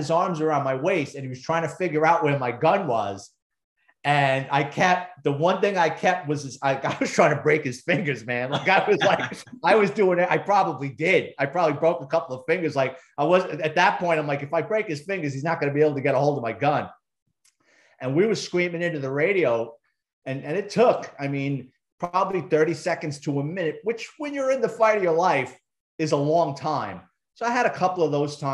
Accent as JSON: {"language": "English", "town": "New York City", "region": "New York", "country": "United States", "tie": "born or raised there", "moved": "as an adult", "lives_now": "Branson, United States", "said": "I'm a city kid. I was born and raised in the Bronx"}